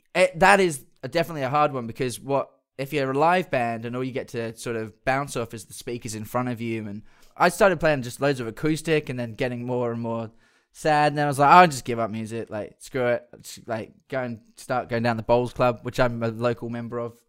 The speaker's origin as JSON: {"language": "English", "town": "Perth", "region": "Western Australia", "country": "Australia", "tie": "born or raised there", "said": "when we were growing up in Perth."}